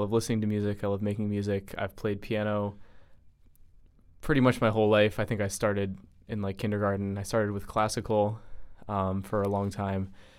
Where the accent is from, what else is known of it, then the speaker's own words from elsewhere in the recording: Providence, Rhode Island, United States; as Logan just introduced me as. I was born and raised in Providence, Rhode Island.